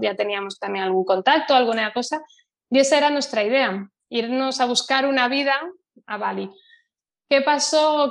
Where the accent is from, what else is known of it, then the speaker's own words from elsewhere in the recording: Santiago de Compostela, Galicia, Spain; also born or lived in United States; yo soy de Santiago de Compostela, que antes, cuando yo era niña, era una ciudad muy pequeña